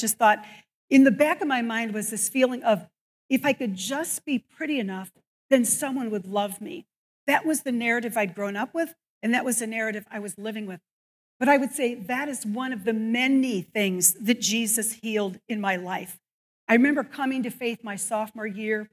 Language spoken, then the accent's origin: English; Evanston, Illinois, United States; also born or lived in Northbrook, Illinois; I grew up in Evanston and then Northbrook.